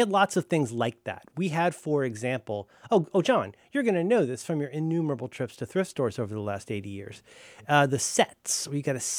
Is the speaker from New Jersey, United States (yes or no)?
no; Florida, United States; I say this to people all the time when I talk about how I'm from Florida, mostly, and how, like, when I was a kid, Texas and Southern California were the two places where all the crazies were.